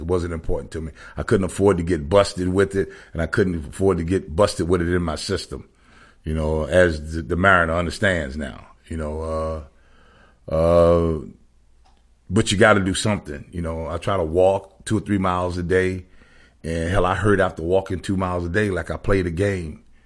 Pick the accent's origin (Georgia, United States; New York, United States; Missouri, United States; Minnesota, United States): Georgia, United States; Savannah; born or raised there; moved away